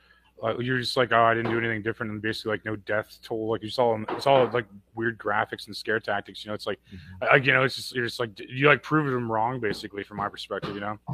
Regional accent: O'Fallon, Missouri, United States; my hometown of O'Fallon

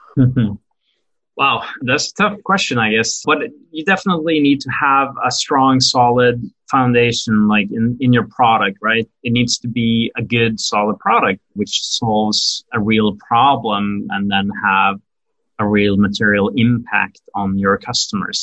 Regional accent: Norway; moved away as an adult; also born or lived in Brooklyn, New York; now in New York, United States; I'm actually, you know, born and raised in Norway in Europe

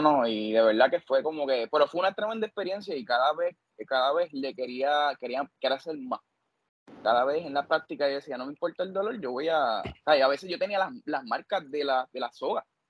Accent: Corozal, Puerto Rico; yo soy pueblo de Corozal

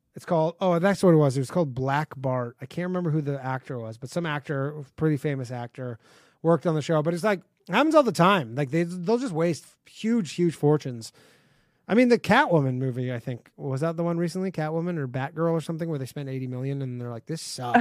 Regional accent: Burlington, Ontario, Canada; moved away; I grew up in Burlington

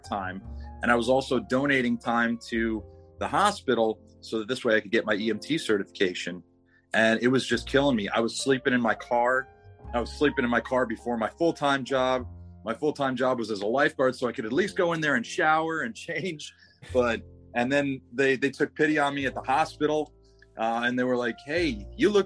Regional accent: Montauk, New York, United States; Long Island, New York. Montauk Point is really the only place that I called home.

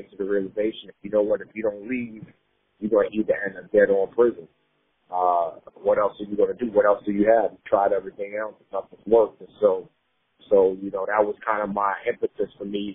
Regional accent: New York City, New York, United States; also born or lived in Nigeria; Growing up in the Bronx

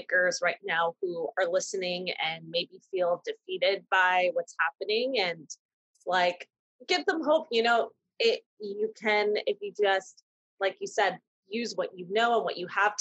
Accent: East Coast, United States; now in Los Angeles, United States; we're from the East Coast

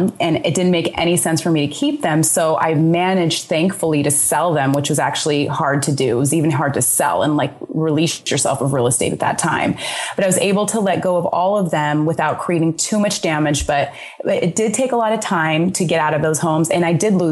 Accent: Sacramento, California, United States; moved away; also born or lived in Arizona; especially in places where I grew up in Sacramento, and I also grew up in Arizona.

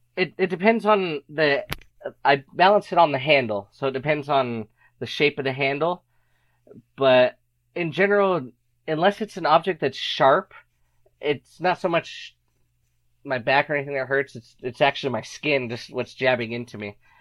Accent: Arizona, United States; moved away; also born or lived in Utah; I happened to be living in Utah at the time. I am from Arizona, but I was in Utah

